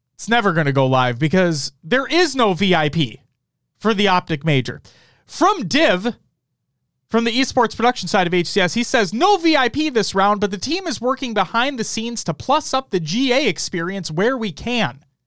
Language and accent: English; Minnesota, United States; We're from Minnesota